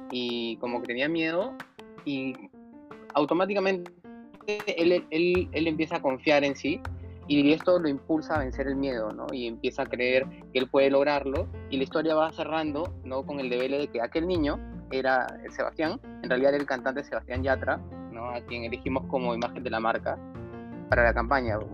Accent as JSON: {"language": "Spanish", "region": "Piura", "country": "Peru", "said": "yo también soy de Piura"}